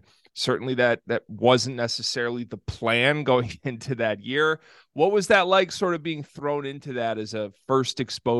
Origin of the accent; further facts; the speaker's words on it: Lansing, Michigan, United States; I'm from Lansing as well.